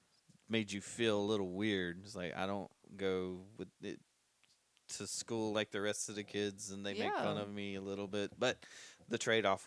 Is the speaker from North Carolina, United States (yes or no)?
yes; Smithfield, North Carolina, United States; I've literally not moved to live anywhere else except Johnson County